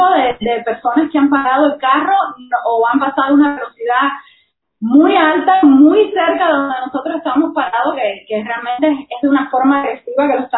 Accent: Cuba; no solamente de nosotros como cubanos

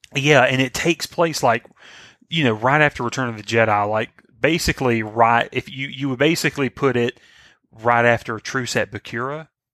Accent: the South, United States; I'm from the South

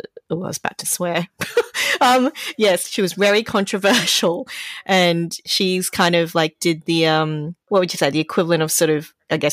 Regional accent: Brisbane, Queensland, Australia; I'm not from Gympie. I'm from the more prestigious town of Brisbane.

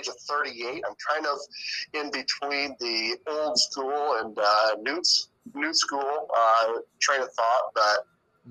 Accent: Fort Wayne, Indiana, United States; also born or lived in Dayton, Ohio; I graduated from Bishop Lewis in 2002. While at Lewis, I was a three-sport athlete, football, basketball, and baseball.

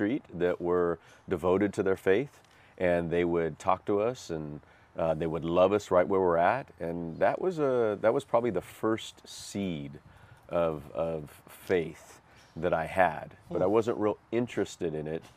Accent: Bakersfield, California, United States; I'm originally from Bakersfield, California, which is a couple hours from here

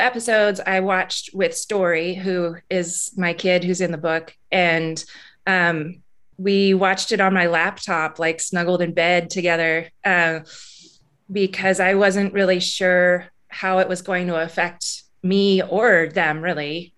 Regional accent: Alaska, United States; now in Missoula, United States; I grew up in Alaska, and Alaska's a pretty hard place to live

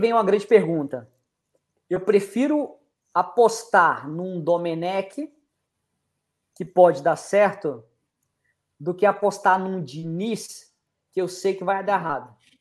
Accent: Brazil; sou brasileiro

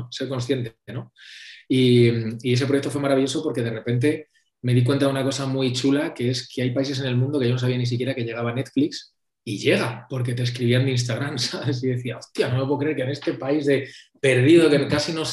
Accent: Madrid, Community of Madrid, Spain; soy de Madrid

